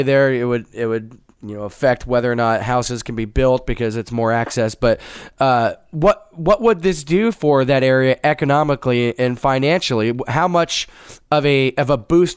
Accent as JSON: {"language": "English", "town": "Plano", "region": "Texas", "country": "United States", "tie": "born or raised there", "said": "I grew up in Plano"}